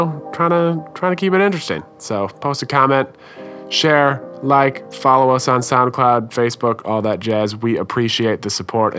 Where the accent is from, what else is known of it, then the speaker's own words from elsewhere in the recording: Minnesota, United States; Did I sound really Canadian there? I am Minnesotan, so I do say lots of almost Canadian sounding things, don't you know?